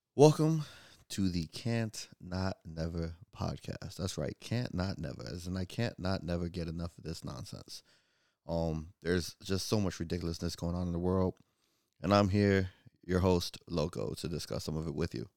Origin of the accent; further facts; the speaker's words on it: Florida, United States; I'm from Florida